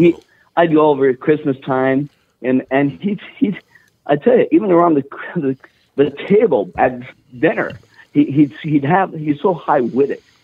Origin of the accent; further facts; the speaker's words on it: Virginia, Minnesota, United States; I grew up in Virginia, Minnesota